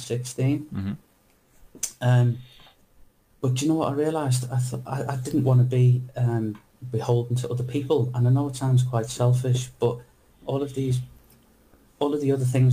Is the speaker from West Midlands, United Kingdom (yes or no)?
no; Liverpool, North West England, United Kingdom; moved away; also born or lived in London; I'm from Liverpool. From Liverpool originally in England, but I've only ever worked in London.